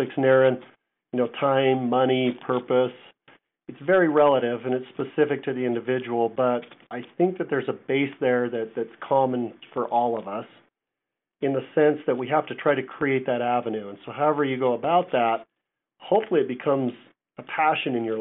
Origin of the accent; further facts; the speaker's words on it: Ogden, Utah, United States; moved away as an adult; also born or lived in Virginia; now in Prescott, United States; Grew up in Ogden, Utah